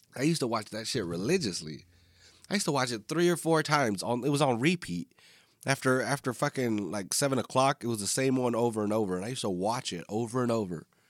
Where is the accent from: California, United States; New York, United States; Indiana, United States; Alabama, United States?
California, United States; Northern; I am from Northern California